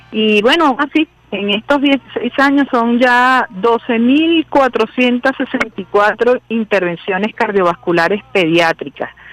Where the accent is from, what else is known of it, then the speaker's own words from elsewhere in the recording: Venezuela; como venezolanos, como venezolanas